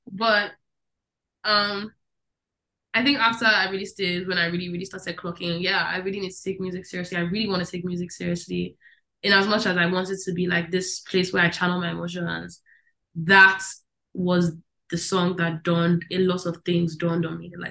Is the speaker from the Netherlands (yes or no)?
yes; Netherlands; I think I remember so much of my life in the Netherlands. So much of it. And who I was. Um, it's a very liberal place.